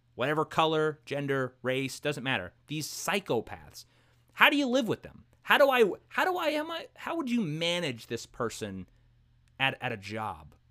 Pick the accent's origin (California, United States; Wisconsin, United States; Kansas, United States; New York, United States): New York, United States; New York City; I grew up in Brooklyn, New York.